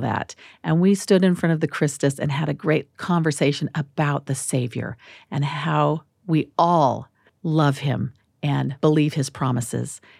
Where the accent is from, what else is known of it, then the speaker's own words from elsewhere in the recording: Phoenix, Arizona, United States; also born or lived in Washington, D.C.; now in Salt Lake City, United States; I'm from Phoenix. I'm an Arizona girl